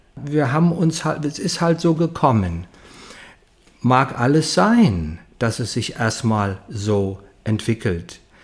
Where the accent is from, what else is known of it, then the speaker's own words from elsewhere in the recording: Heidesheim, Rhineland-Palatinate, Germany; ich komme aus Heidesheim, kleines Dorf zwischen Mainz und Ingelheim